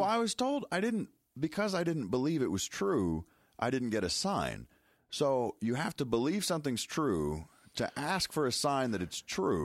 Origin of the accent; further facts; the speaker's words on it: Chicago, Illinois, United States; I'm from Chicago